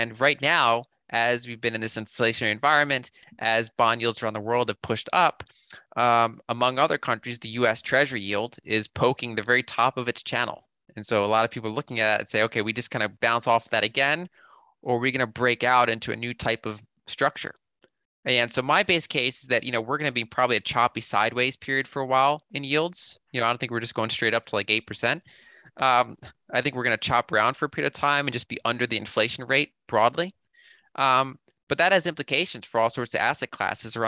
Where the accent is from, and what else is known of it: United States